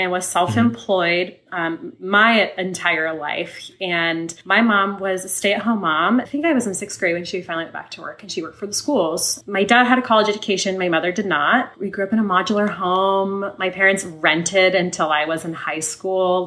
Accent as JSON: {"language": "English", "town": "Sonoma", "region": "California", "country": "United States", "tie": "born or raised there", "said": "I grew up in Sonoma, California"}